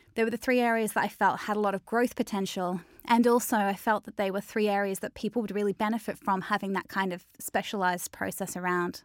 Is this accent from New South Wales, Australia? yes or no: no; Melbourne, Victoria, Australia; moved away as an adult; now in Manchester, United Kingdom; I grew up in Melbourne